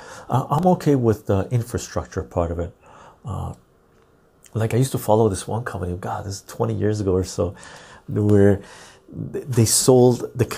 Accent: Finland; English is a second language; Finnish dude, I'm from Finland and I use a public transportation bus.

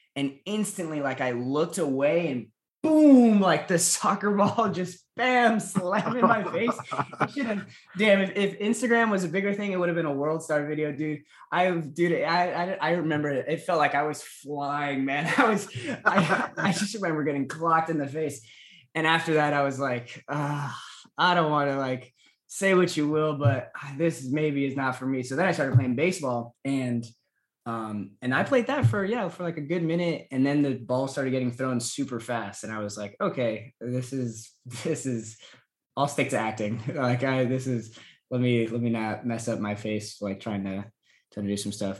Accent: Los Angeles, California, United States; I'm born and raised in Los Angeles

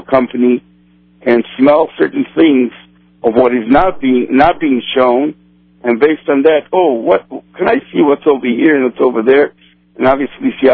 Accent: Brazil; first language Portuguese; English is a second language; now in Chicago, United States; I was born in South America, actually in Brazil. So besides my native tongue being Portuguese

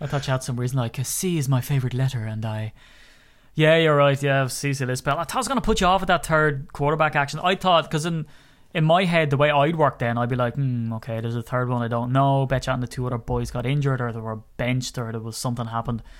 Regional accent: Ireland; I'm Irish

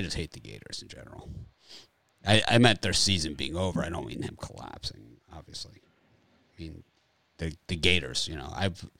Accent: Miami, Florida, United States; I grew up in Miami.

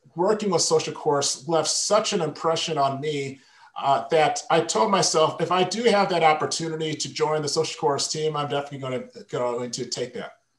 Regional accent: Michigan, United States; moved away as an adult; also born or lived in Las Vegas; my wife and I relocated back to Michigan, which is my home state

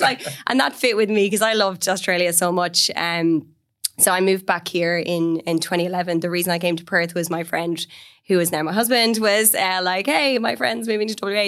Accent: Galway, Connacht, Ireland; also born or lived in London; I raised in Galway on the west coast of Ireland.

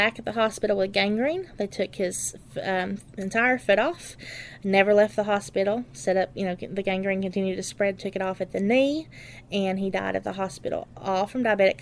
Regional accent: Letcher County, Kentucky, United States; I'm from Letcher County. This is my home. I've lived here my entire life

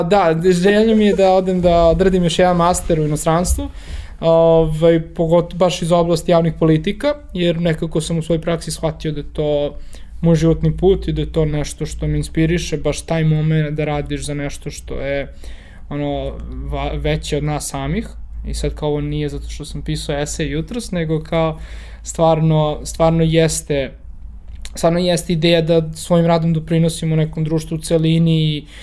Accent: Belgrade, Serbia; moved away as an adult; also born or lived in New York / Germany; čak i ako sam ja rodom iz Beograda, na primjer, ne želim da uh, provedem ostatak života uh, u Beogradu

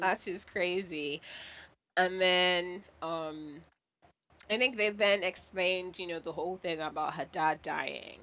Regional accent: Nigeria; I was born and raised in Nigeria.

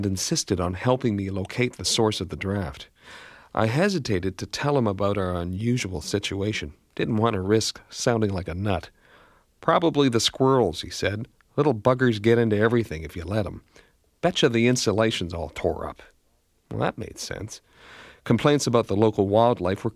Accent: Canada; Being Canadian

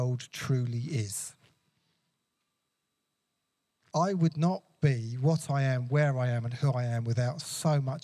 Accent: England, United Kingdom; I love being English, British, European

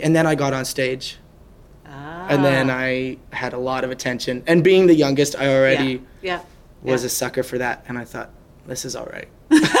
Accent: Wainwright, Alberta, Canada; also born or lived in Saskatchewan / Edmonton; I grew up in Wainwright, which is about 5,000 people.

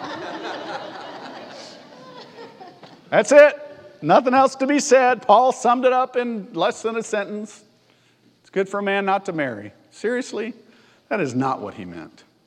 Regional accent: Alabama, United States; also born or lived in Texas; now in Mission Valley, United States; I'm from Alabama

